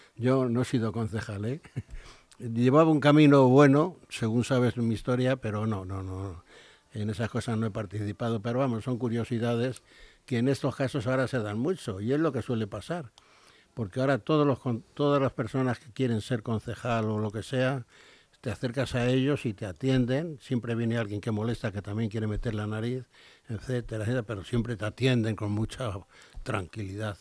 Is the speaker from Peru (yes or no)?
no; Spain; soy español, he sido español